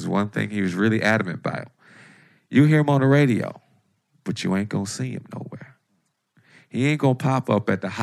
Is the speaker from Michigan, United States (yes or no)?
yes; Detroit, Michigan, United States; my attitude of growing up in Detroit